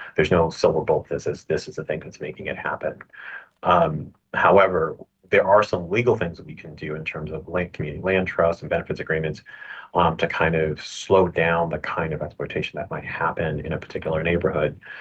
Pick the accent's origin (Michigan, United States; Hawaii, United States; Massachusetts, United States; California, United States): Massachusetts, United States; Boston; I grew up in Boston